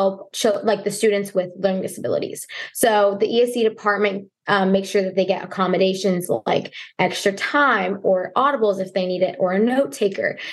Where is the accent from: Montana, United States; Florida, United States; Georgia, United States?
Florida, United States; also born or lived in New York; we moved to Florida.